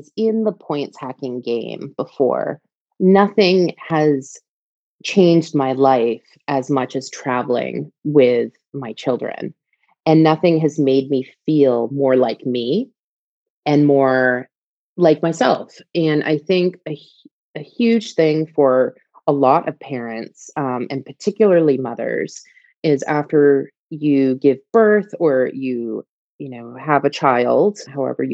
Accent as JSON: {"language": "English", "region": "East Coast", "country": "United States", "also_born_or_lived": "England", "moved": "as an adult", "lives_now": "United Kingdom", "said": "I'm from the East Coast"}